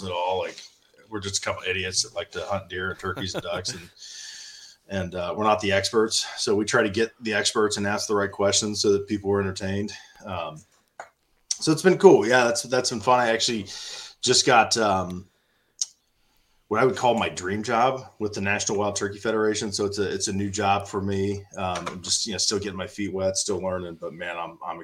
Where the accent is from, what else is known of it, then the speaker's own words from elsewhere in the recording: Columbus, Ohio, United States; also born or lived in Pataskala, Ohio; born and raised in Central Ohio in Columbus.